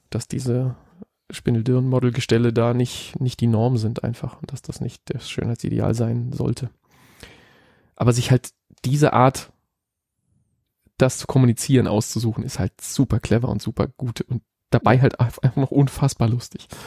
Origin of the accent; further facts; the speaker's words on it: Hamburg, Germany; um meine Heimatstadt Hamburg im hellsten